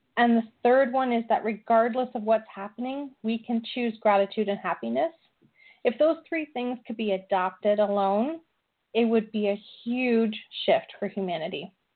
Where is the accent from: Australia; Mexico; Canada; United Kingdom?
Canada; I'm very Canadian.